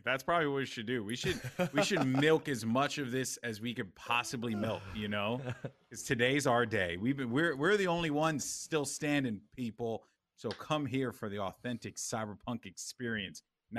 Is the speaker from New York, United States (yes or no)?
yes; Bronx, New York, United States; I'm from the Bronx, so this happens all the time.